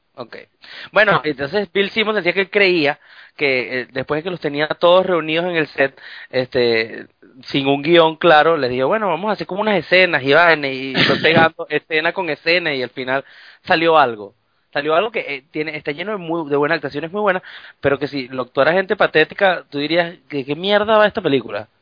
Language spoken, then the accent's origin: Spanish; Venezuela; moved away; soy el pueblo venezolano